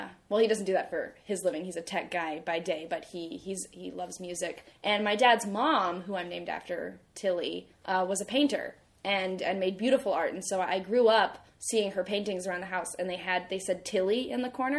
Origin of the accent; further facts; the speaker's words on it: Austin, Texas, United States; moved away as an adult; also born or lived in California / Montclair, New Jersey / Vermont; born in California. And then I lived in Montclair, New Jersey from age 1 to 10. And then we moved to Austin, Texas.